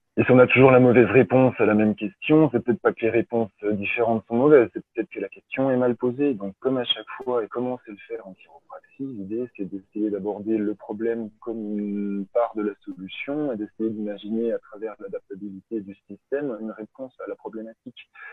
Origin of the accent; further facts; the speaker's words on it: Belfort, Bourgogne-Franche-Comté, France; moved away; also born or lived in Paris; je suis, comme Vincent Kagelschmidt, je suis de, de l'Est de la France, en, Belfort